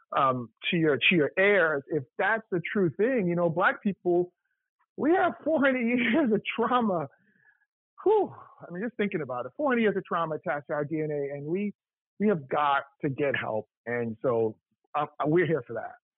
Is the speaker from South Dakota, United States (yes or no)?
no; New York, United States; moved away as an adult; also born or lived in Appleton, Wisconsin; now in Atlanta, United States; I'm from New York, but I lived. I went to Morehouse. I lived in Atlanta for 12 years